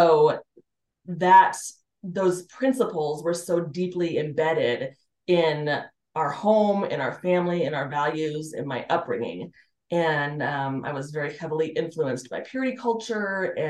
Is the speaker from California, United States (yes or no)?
no; Colorado Springs, Colorado, United States; I grew up in Colorado Springs